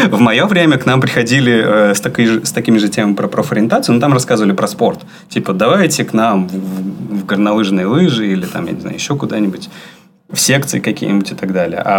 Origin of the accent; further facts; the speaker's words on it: Saint Petersburg, Russia; Нет, я из Питера.